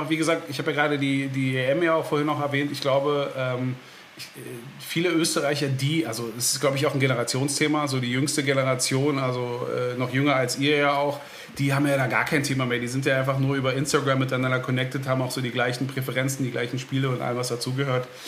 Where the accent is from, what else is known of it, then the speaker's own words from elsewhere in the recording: Berlin, Germany; deswegen fühle ich mich aber auch als Berliner besonders auch in Wien wohl.